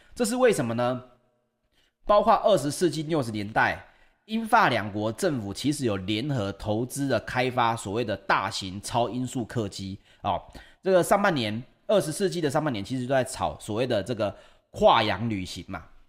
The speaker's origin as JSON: {"language": "Chinese", "country": "Taiwan", "said": "我们台湾人"}